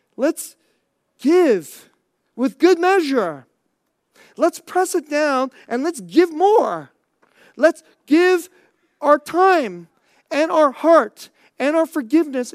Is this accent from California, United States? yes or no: yes; Bay Area, California, United States; moved away; I grew up in the Bay Area